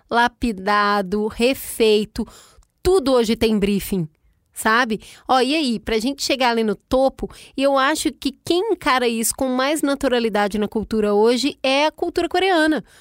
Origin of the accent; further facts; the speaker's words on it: Rio de Janeiro, Brazil; born there; O meu Rio de Janeiro lá de onde que eu nasci, em Honório Gorgel, a gente vai pro piscinão de ramos